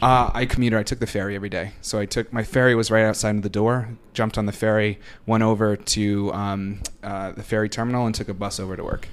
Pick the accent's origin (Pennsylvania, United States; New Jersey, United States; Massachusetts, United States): Massachusetts, United States; Boston; moved away as an adult; also born or lived in New York City; I'm originally from Boston, but for the past five years, on or off, I've lived in New York City